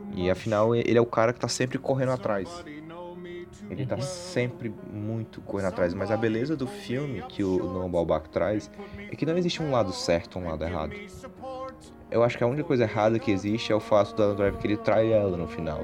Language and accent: Portuguese; Ceará, Brazil; somos cearenses